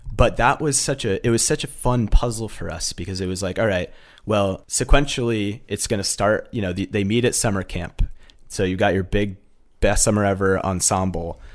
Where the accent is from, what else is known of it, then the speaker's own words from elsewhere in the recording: Massachusetts, United States; also born or lived in Fairfield, Connecticut; I grew up in Massachusetts